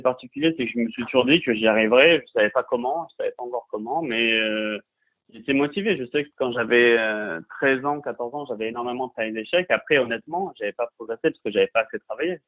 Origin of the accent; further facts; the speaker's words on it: Bordeaux, Nouvelle-Aquitaine, France; je suis de Bordeaux